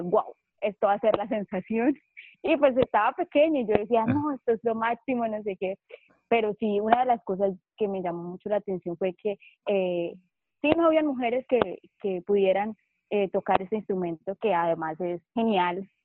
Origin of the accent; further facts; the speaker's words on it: Cúcuta, Norte de Santander, Colombia; soy de Cúcuta, Colombia